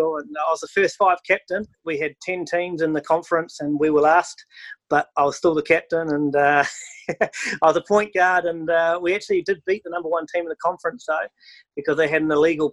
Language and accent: English; Taranaki, New Zealand; moved away as an adult; also born or lived in South Africa / Namibia / Kenya; now in United States; born and bred in Taranaki, New Zealand. So, Kiwi through and through.